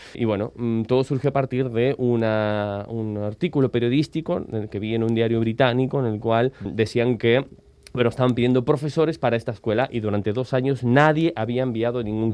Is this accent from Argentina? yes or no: yes; Argentina; moved away as an adult; now in Barcelona, Spain; nací en Argentina, llevo ya más de 16, 17 años en Barcelona